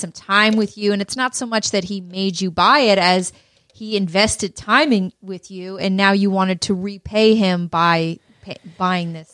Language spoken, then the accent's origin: English; Peterborough, Ontario, Canada; also born or lived in Toronto; my hometown of Peterborough